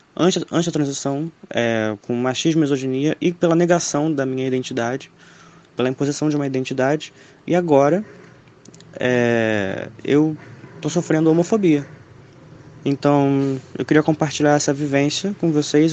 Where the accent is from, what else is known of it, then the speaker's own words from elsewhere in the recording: Niterói, Rio de Janeiro, Brazil; eu sou de Niterói, no Rio de Janeiro